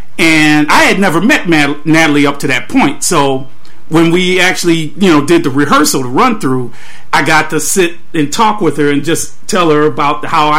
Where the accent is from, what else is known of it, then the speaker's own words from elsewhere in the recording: Waukegan, Illinois, United States; Fats actually lived in North Chicago, which is the next township to my hometown, Waukegan, Illinois.